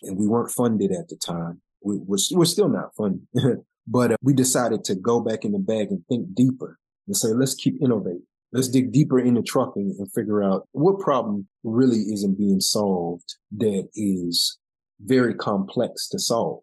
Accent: Chicago, Illinois, United States; moved away; We grew up in the same, you know, neighborhood area, south suburb of Chicago

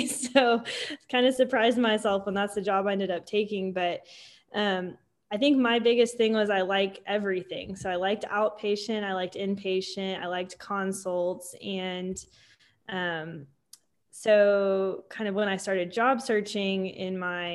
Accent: Tulsa, Oklahoma, United States; also born or lived in Dallas, Texas; I grew up in Tulsa, Oklahoma

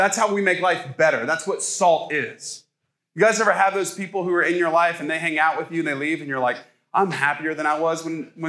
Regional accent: Ohio, United States; now in the South, United States; I'm from Ohio. I came down here.

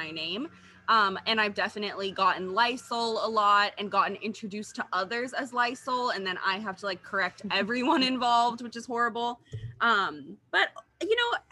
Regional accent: California, United States; also born or lived in Washington, D.C.; I was born in Washington, D.C., and then we moved to California

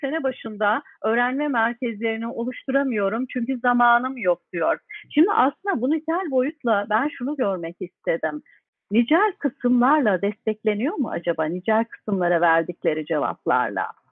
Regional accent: Turkey

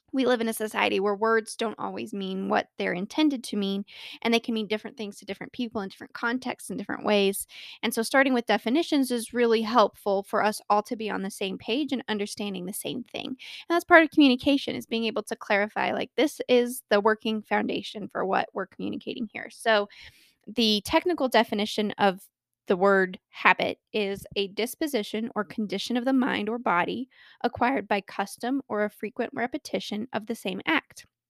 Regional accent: Colorado, United States; born or raised there

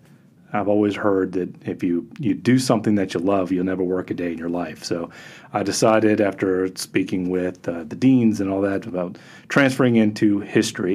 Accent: United States; also born or lived in Florida / California / Virginia; I grew up in Florida and California watching the shuttle

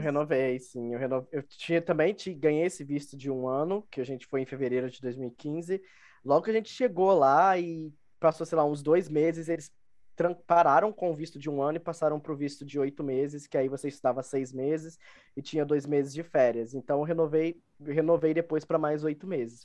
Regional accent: Rio de Janeiro, Brazil; moved away as an adult; also born or lived in Dublin, Ireland; now in Minas Gerais, Brazil; sou do, do Rio de Janeiro. É, atualmente moro em Minas Gerais

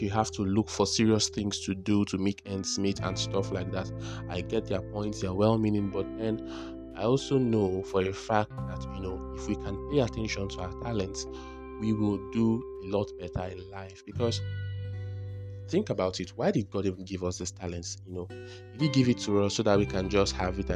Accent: Abia, Nigeria; I'm a Nigerian. I've been from Abia State

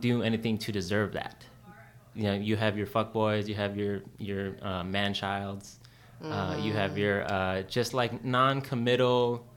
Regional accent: Los Angeles, California, United States; also born or lived in England, near London / Bay Area / Long Beach; I grew up in East

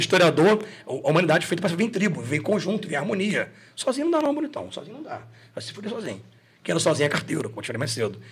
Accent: Macaé, Rio de Janeiro, Brazil; sou cantor, sou de Macaé, tem uma roça aqui pertinho

